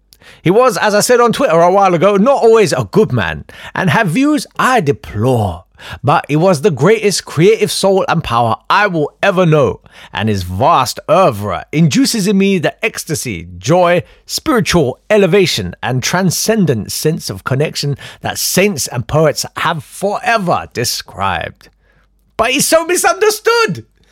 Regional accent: Kolkata, West Bengal, India; born there; I was born in Calcutta.

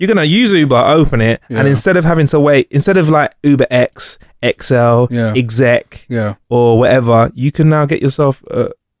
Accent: United Kingdom; I'm British.

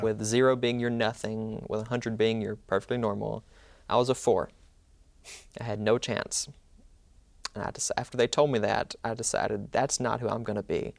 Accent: Mantachie, Mississippi, United States; I'm from Manatee, Mississippi

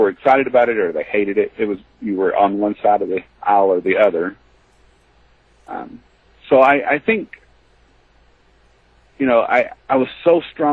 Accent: the South, United States; I grew up in the South

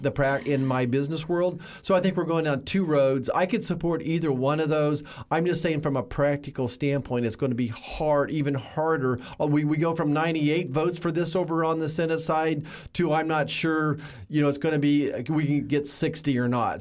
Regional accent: Kansas, United States; my hometown, the same home I grew up

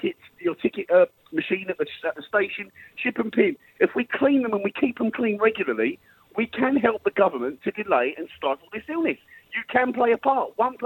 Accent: United Kingdom; also born or lived in Epsom; I'm not just going to sit here as a British man

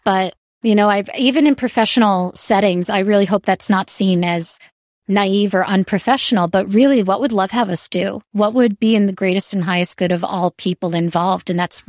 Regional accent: New York, United States; And I find also nature always, especially as a New Yorker, I try to escape to nature whenever I can.

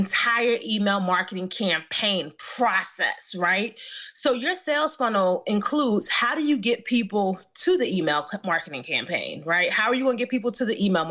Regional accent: Philadelphia, Pennsylvania, United States; now in New Jersey, United States; I grew up in West Philly

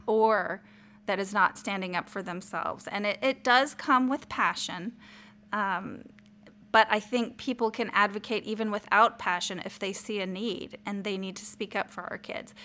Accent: El Paso, Texas, United States; I was raised in El Paso, Texas, and I was raised in a minority town

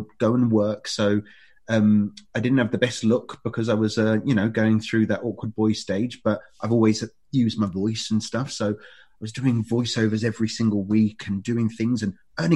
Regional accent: Ilford, London, United Kingdom; where I grew up in Ilford

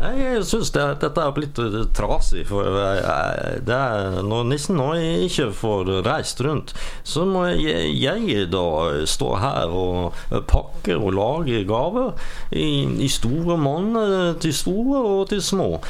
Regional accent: Bergen, Vestland, Norway; jeg er fra Arna.

